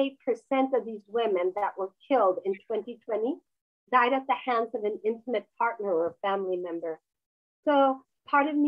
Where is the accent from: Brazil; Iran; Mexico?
Mexico; moved away; I was raised in Mexico